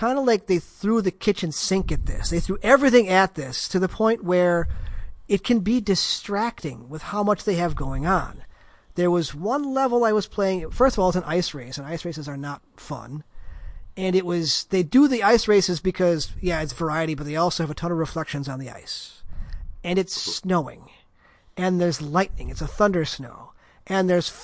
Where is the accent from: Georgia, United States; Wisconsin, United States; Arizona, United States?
Wisconsin, United States; I'm from Wisconsin